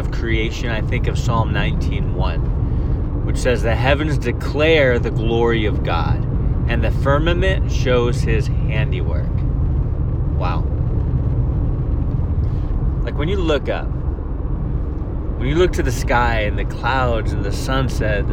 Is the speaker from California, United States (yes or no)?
yes; Northern California, United States; now in Mobile, United States; I grew up in Northern California